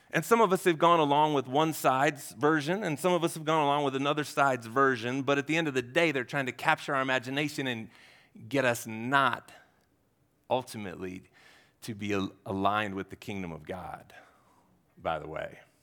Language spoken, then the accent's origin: English; Ohio, United States; I'm from Ohio. Yeah, we don't do altitude in Ohio.